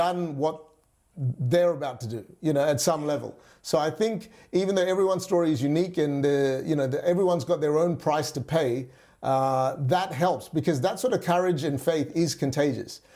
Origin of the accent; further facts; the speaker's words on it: Perth, Western Australia, Australia; also born or lived in Singapore / Malaysia; at the age of nine, our family moved to Perth, Western Australia. It's the west coast of Australia, and that really where I grew up